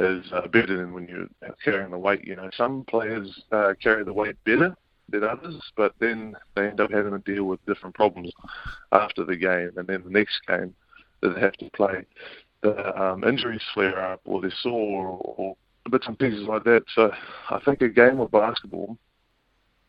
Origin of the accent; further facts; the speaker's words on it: Auckland, New Zealand; Yeah, I was brought up out west in Auckland